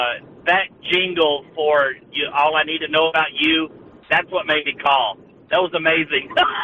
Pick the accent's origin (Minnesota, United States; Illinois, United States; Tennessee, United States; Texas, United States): Tennessee, United States; Chattanooga; I am not from San Diego. I'm from Chattanooga, Tennessee.